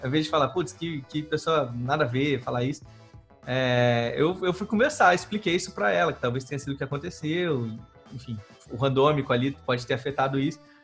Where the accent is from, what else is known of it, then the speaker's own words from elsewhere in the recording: Rio de Janeiro, Brazil; Eu sou carioca